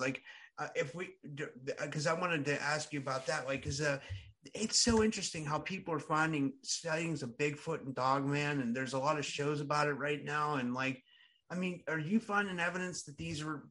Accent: Pittsburgh, Pennsylvania, United States; That's where I'm from Pittsburgh

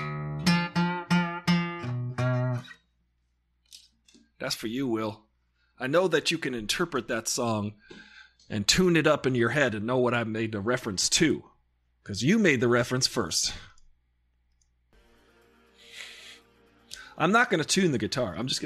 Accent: New York, United States; Because we weren't born there. We're from New York.

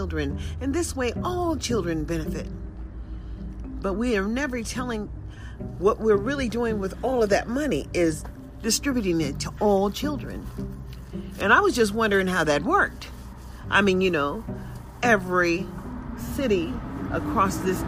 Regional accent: United States; as an American citizen

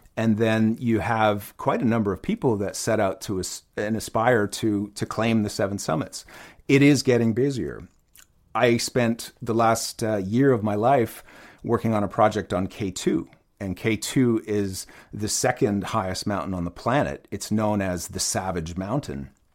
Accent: Ottawa, Ontario, Canada; I grew up in Ottawa, Canada

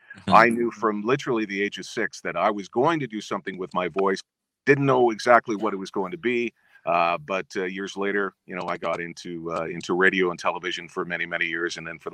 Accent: Winnipeg, Manitoba, Canada; at the time when I was growing up in Winnipeg, listening to CKY, in CGLB in Winnipeg

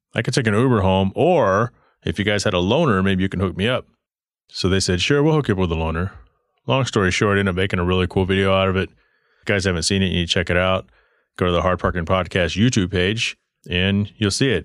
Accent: Texas, United States; I remember growing up in Texas, crushing cans for money

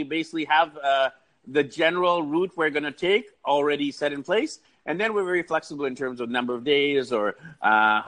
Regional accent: Vancouver, British Columbia, Canada; I'm actually from Vancouver, BC, Canada

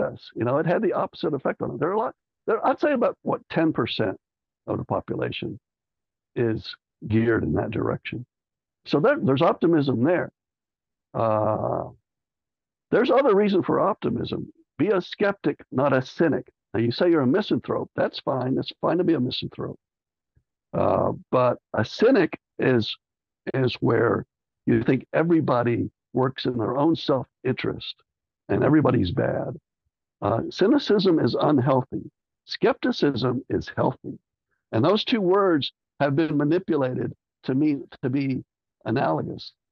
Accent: Texas, United States; I'm Texan

